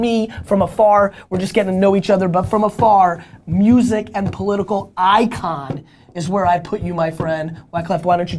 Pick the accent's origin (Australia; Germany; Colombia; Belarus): Belarus; born there; moved away